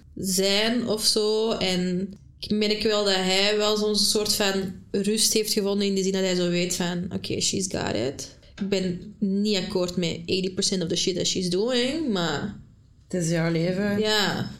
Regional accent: Antwerp, Flanders, Belgium; also born or lived in Brasschaat; van Antwerpen

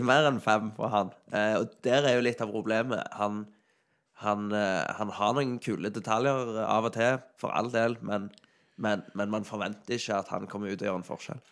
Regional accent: Sandal, Rogaland, Norway; jeg er fra Sandal

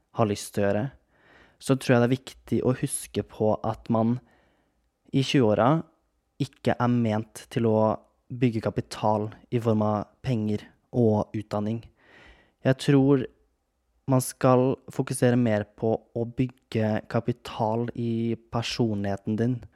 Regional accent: Kragerø, Telemark, Norway; moved away; hjemme i Kragerø

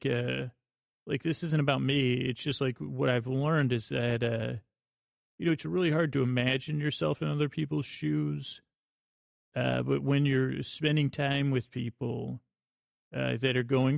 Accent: Syracuse, New York, United States; moved away as an adult; also born or lived in Bronx, New York; I grew up in Syracuse, New York

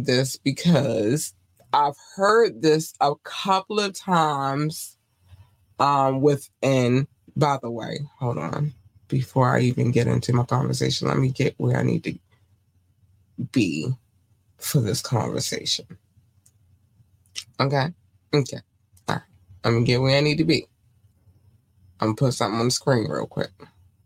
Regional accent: Baltimore, Maryland, United States; also born or lived in North Carolina; we are from Baltimore

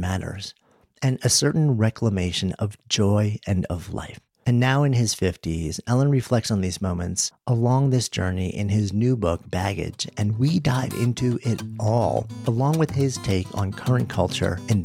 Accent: New York City, New York, United States; moved away as an adult; now in Boulder, United States; I'm a New Yorker who is recently, as of last year, after being born just outside and spent my entire adult life in the city, have been out in Colorado for the last year

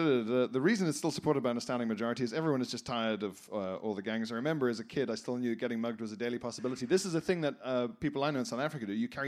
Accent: El Salvador; English is a second language; I'm a big fan and I was born and raised in El Salvador.

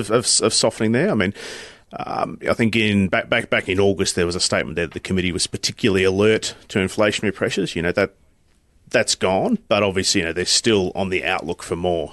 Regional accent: North Queensland, Australia; I'm from North Queensland

